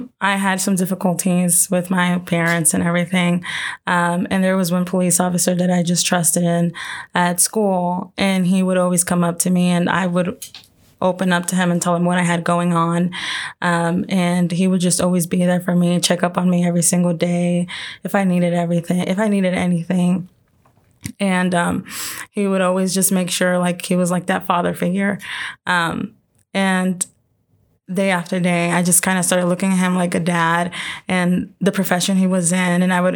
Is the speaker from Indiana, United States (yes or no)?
yes; Indianapolis, Indiana, United States; So I'm down from Indy, born and raised down in Indy.